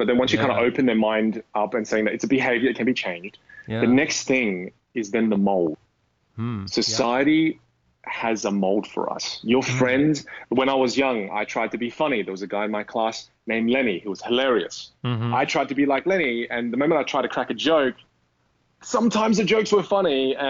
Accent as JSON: {"language": "English", "country": "Australia", "accent": "Australian", "said": "I want the Australian friendliness of my accent mixed with a little bit of intelligence from the British."}